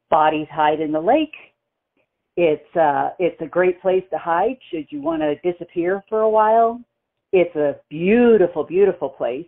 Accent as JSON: {"language": "English", "region": "Mississippi", "country": "United States", "accent": "Southern", "said": "I'm from Mississippi"}